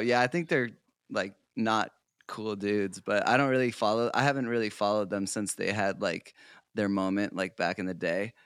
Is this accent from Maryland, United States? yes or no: no; South Portland, Maine, United States; moved away; I grew up in South Portland, Maine. So I'm originally an East Coast boy, um, New England.